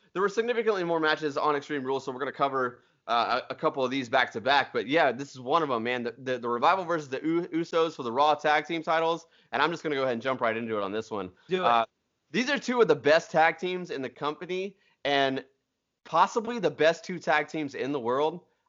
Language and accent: English; Nashville, Tennessee, United States; We're from Nashville. You're going to get our opinions. This is the way it works here.